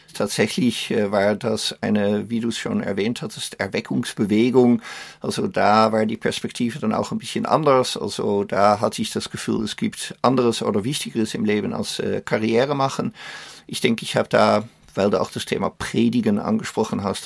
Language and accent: German; Netherlands; German is a second language; also born or lived in Austria / Luxembourg / Belgium / Germany; now in Emmerich, Germany; Meine Heimat ist Holland, sind die Niederlande